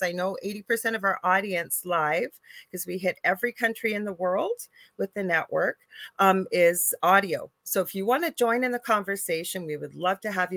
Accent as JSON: {"language": "English", "country": "Canada", "said": "I'm a Canadian spiritual medium"}